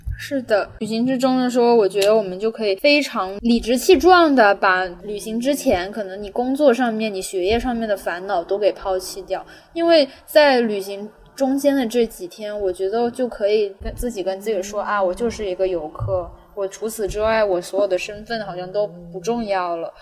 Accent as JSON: {"language": "Chinese", "town": "Guangzhou", "region": "Guangdong", "country": "China", "tie": "born or raised there", "also_born_or_lived": "Nanjing", "first_language": "Cantonese", "second_language": "Chinese", "said": "我生在大城市"}